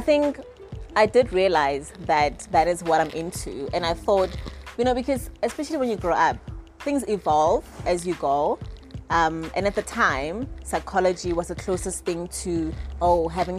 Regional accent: Pretoria, Gauteng, South Africa; moved away as an adult; also born or lived in Temba, Hammanskraal; now in Johannesburg, South Africa; a young girl born and bred in Pretoria, but currently I've been based in Johannesburg for quite a while.

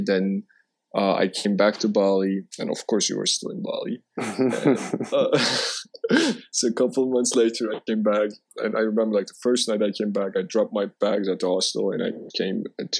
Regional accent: Istanbul, Turkey; also born or lived in France / Moscow, Russia; I'm 27. I just turned 27 a couple of days ago, so I'm getting old. And I was born and raised in Istanbul. I traveled for 3 years, lived in France for a while, lived in Moscow for a bit. Traveled 9 months in Asia

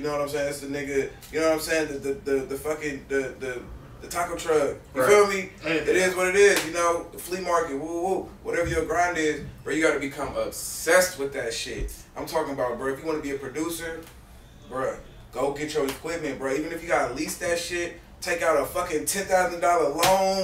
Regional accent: Berkeley, California, United States; I'm from Berkeley, California

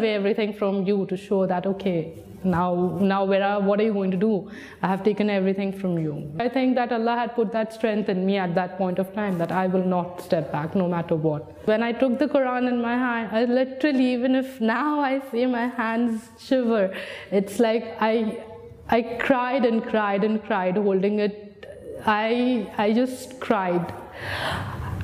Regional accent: India; moved away as an adult; now in United Arab Emirates; I'm 27 years old and I come from India

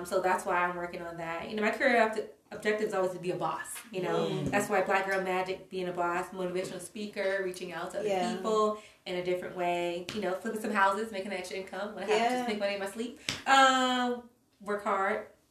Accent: the South, United States; I grew up in the South

